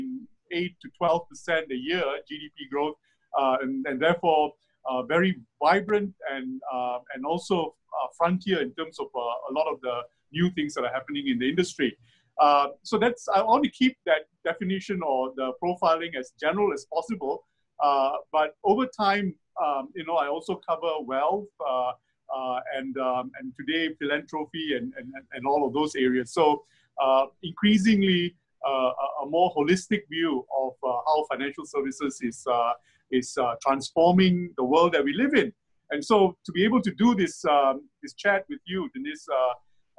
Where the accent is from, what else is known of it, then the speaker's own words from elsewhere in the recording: Malaysia; I was born in Malaysia